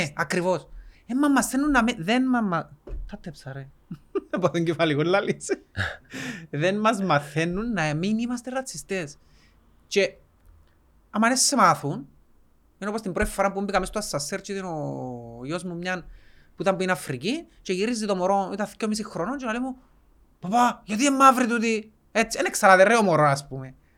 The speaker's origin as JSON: {"language": "Greek", "country": "Cyprus", "said": "σαν Κυπρέοι"}